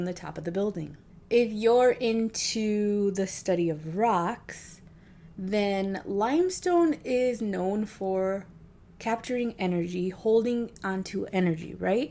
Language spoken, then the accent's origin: English; Chicago, Illinois, United States; I'm from the Chicagoland area. I live in the suburbs of Chicago